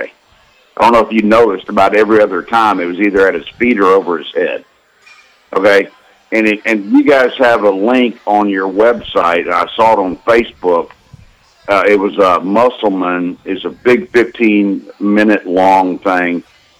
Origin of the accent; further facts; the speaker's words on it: Fayetteville, Arkansas, United States; I grew up in Fayetteville with all the coaches' kids in the 70s and 80s